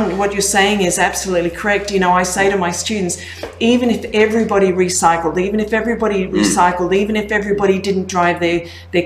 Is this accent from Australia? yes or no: yes; Gold Coast, Queensland, Australia; moved away as an adult; also born or lived in Canada; I grew up on the Gold Coast, I grew up in Australia